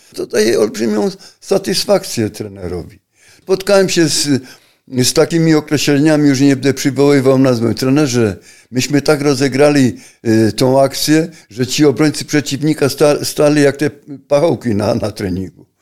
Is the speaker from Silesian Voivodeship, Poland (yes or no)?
yes; Silesian Voivodeship, Poland; ja pochodzę ze Śląska, na Śląsku mieszkam